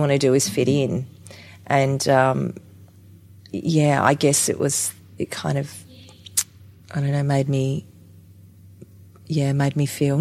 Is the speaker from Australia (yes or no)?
yes; Adelaide, South Australia, Australia; also born or lived in Whyalla / Port Pirie; I grew up in Adelaide during the Don Dunstan years when drama was taught at primary schools, when we moved to Adelaide